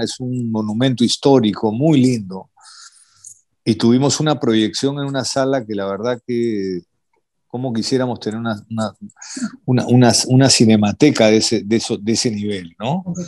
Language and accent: Spanish; Peru; siendo peruano